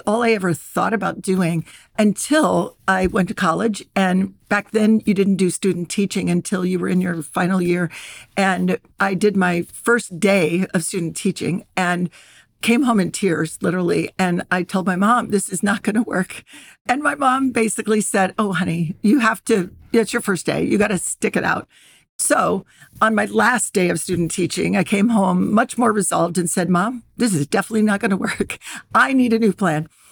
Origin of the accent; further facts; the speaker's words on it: Ohio, United States; I grew up in Ohio, and I grew up in the sixties and seventies